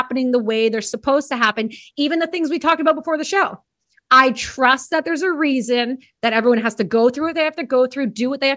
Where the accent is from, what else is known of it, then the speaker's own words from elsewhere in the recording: Canada; I'm Canadian.